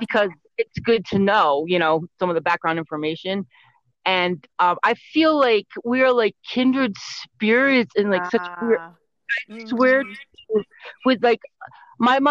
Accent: Connecticut, United States; I grew up in Connecticut, so it's like that whole East Coast vibe thing

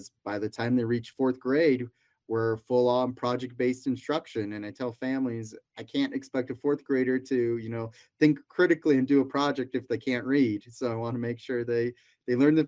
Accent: Denver, Colorado, United States; also born or lived in Taiwan; now in Colorado, United States; I grew up in the Denver area before moving down here.

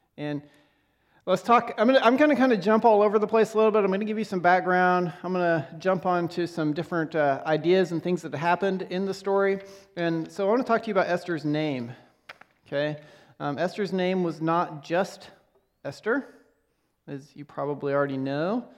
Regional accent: Lexington, Nebraska, United States; I grew up in Nebraska, uh, in a town called Lexington

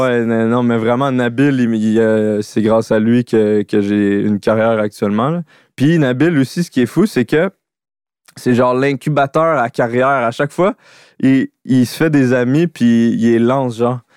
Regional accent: Laurentides, Quebec, Canada; moved away as an adult; also born or lived in Montreal / Sainte-Adèle; je viens des Laurentides

